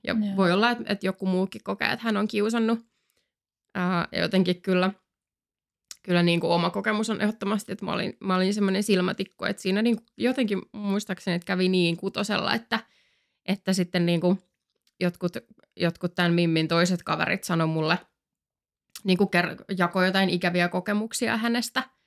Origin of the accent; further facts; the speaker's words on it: Finland; also born or lived in France; me siis asuttiin Ranskassa kaksi vuotta silloin, kun mä olin mm. niin nelos- ja vitosluokalla. Sitten me tultiin takaisin Suomeen